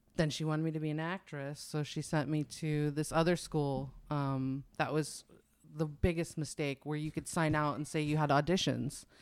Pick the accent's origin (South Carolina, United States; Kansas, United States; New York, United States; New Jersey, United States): New York, United States; also born or lived in New Hampshire; now in California, United States; I grew up in New York longer than I lived anywhere else